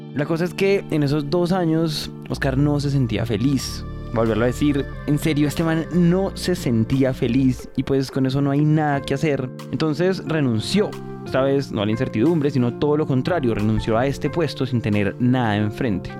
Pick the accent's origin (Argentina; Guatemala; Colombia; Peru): Colombia; ubicada en la zona cafetera del país, muy muy cerca donde yo crecí